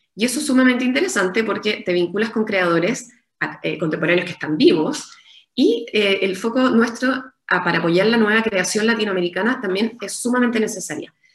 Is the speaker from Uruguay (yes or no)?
no; Chile; como chilenos